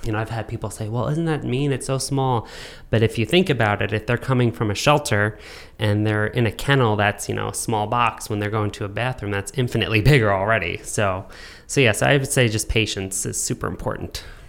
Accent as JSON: {"language": "English", "region": "New York", "country": "United States", "tie": "born or raised there", "said": "growing up in New York"}